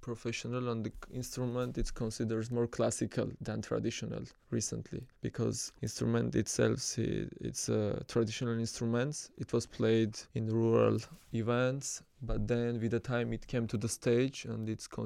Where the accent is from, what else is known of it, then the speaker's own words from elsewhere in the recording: Armenia; I'm from Armenia.